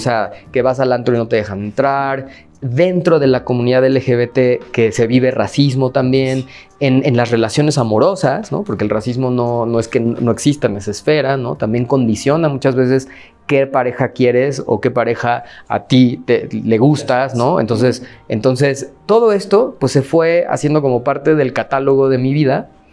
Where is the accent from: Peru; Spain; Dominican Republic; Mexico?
Mexico; yo soy de aquí. O sea, yo no, no, no, no he migrado a ningún lado y no tiene nada malo migrar, pues, pero me refiero a que mi familia es de aquí, yo nací aquí